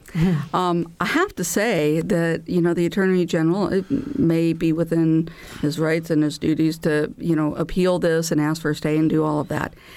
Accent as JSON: {"language": "English", "region": "Illinois", "country": "United States", "moved": "yes", "lives_now": "Indiana, United States", "said": "my home state of Illinois"}